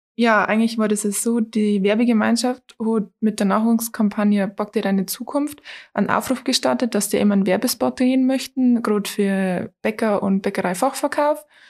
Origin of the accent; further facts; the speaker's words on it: Toins, Bavaria, Germany; ich bin 23 Jahre alt, komme aus Toins